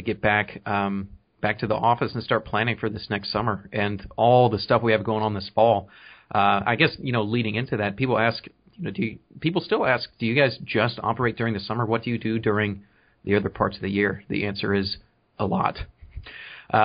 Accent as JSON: {"language": "English", "town": "Allen", "region": "Texas", "country": "United States", "tie": "born or raised there", "lives_now": "Tyler, United States", "said": "I grew up in Allen"}